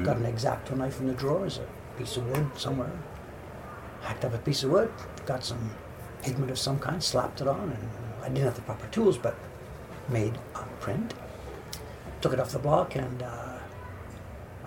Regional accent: Canada; moved away as an adult; also born or lived in United Kingdom / Toronto, Canada; now in Tokyo, Japan; So I'm a Canadian. I'm a British-born Canadian, and I was living in Toronto.

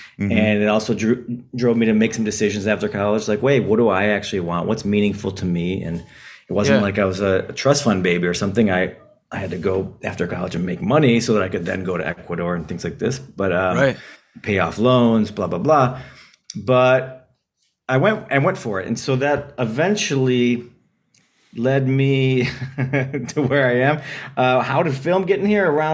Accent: Detroit, Michigan, United States; I'm from Detroit, Michigan

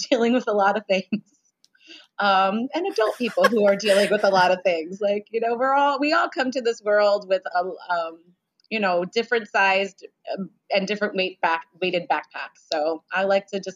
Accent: San Francisco, California, United States; growing up in San Francisco

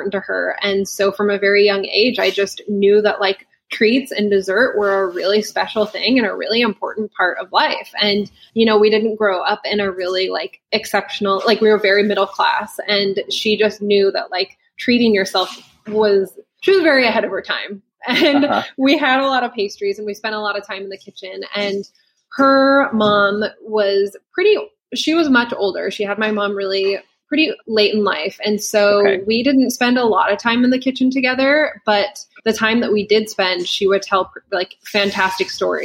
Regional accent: Lincoln, Nebraska, United States; also born or lived in New York; So I am from Lincoln, Nebraska, and that's where I started my business.

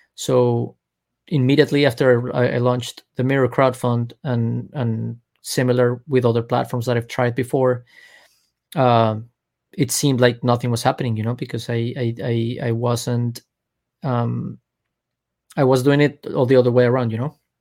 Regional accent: Colombia; now in Miami, United States; I'm from Colombia.

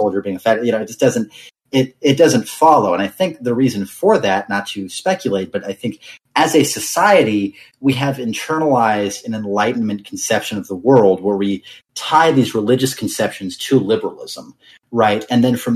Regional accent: United States; I'm an American

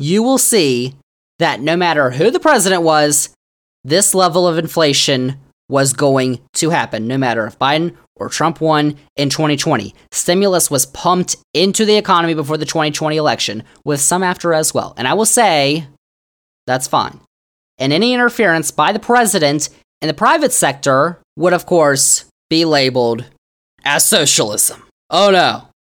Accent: Virginia, United States; Virginia, my home state

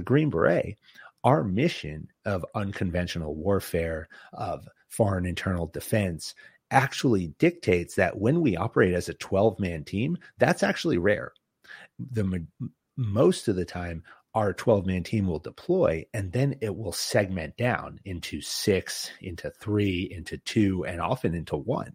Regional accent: Boston, Massachusetts, United States; I'm from, I'm from Boston and New England

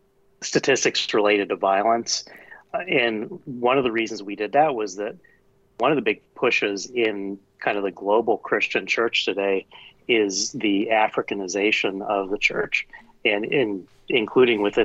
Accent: United States; I'm American. Family's been here over 400 years.

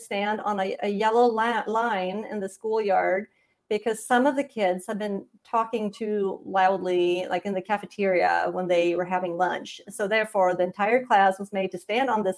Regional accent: Sweden; moved away as an adult; also born or lived in Montana / Indiana; I grew up in Sweden

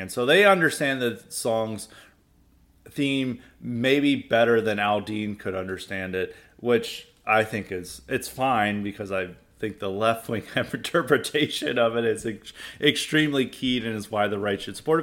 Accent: the South, United States; growing up in the South

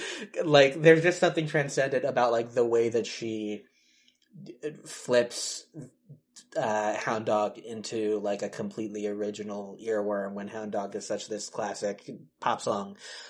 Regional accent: Detroit, Michigan, United States; I'm from Detroit

